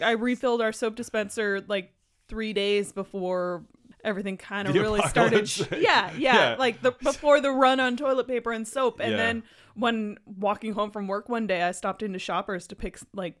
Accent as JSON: {"language": "English", "region": "East Coast", "country": "United States", "said": "Yeah, it's an interesting East Coast phenomenon. I'm from the East Coast."}